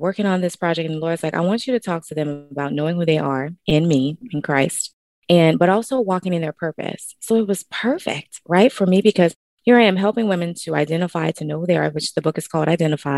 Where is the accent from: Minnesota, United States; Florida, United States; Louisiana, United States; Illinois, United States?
Louisiana, United States; New Orleans; moved away as an adult; now in Texas, United States; I'm originally from New Orleans, Louisiana, and born and raised